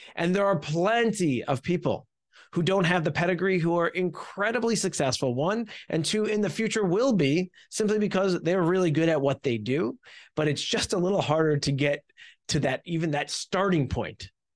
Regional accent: New Jersey, United States; I have been born and raised in New Jersey

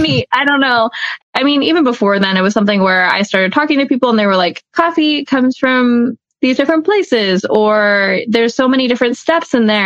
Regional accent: Atlanta, Georgia, United States; grew up in Atlanta. I was born and raised here.

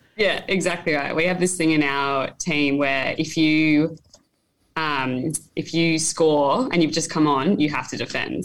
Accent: Taree, New South Wales, Australia; also born or lived in Sydney; I was born in Sydney, but I actually grew up in Taree right. um, on the mid north coast of New South Wales. Um, so, yeah, I spent 11 years there growing up

